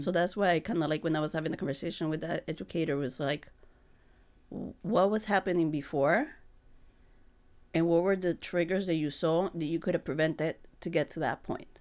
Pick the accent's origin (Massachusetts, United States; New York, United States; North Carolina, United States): New York, United States; moved away as an adult; now in Holyoke, United States; I come from New York, so I was an educator over there in the private school.